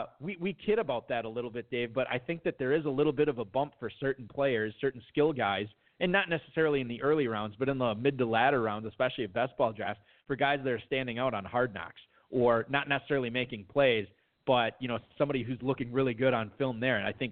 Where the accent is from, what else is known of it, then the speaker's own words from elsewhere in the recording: Wisconsin, United States; I'm from Wisconsin.